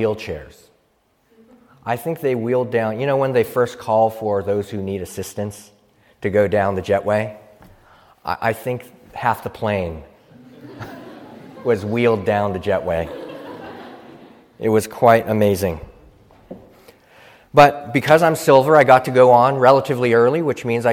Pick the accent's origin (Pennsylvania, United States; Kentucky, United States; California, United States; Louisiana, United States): Pennsylvania, United States; Philadelphia; I'm from Philadelphia